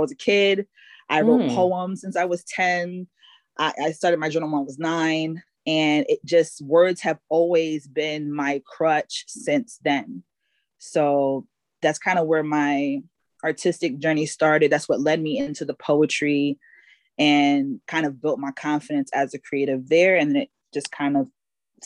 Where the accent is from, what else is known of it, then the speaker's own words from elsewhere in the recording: Bloomfield, United States; So I grew up in Bloomfield for most of my life. So when I was 10, I lived in Bloomfield, been there until I was 20